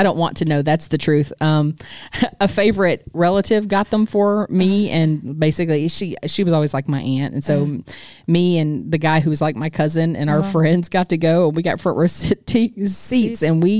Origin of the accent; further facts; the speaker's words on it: Houston, Texas, United States; I'm from Houston.